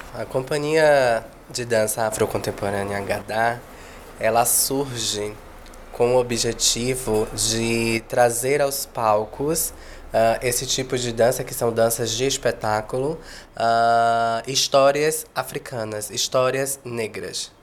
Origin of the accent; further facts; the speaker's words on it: Salvador, Bahia, Brazil; tanto eu quanto o coreógrafo, que é o Jorge Cipriano, somos de Salvador, Bahia